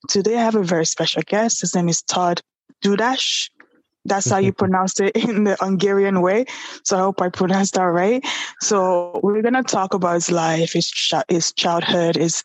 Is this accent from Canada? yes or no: yes; Canada; also born or lived in Ontario; I'm Canadian myself. I'm in Ontario